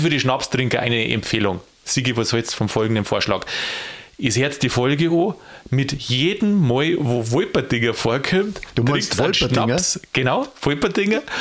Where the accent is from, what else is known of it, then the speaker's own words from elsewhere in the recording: Bavaria, Germany; Und jetzt komme ich aus Niederbayern.